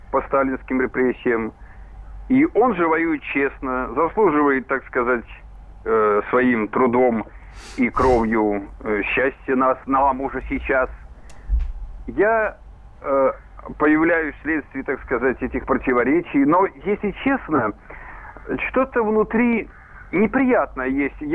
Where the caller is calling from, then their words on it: Tver, Tver Oblast, Russia; Здравствуйте, ребята. Я из Твери.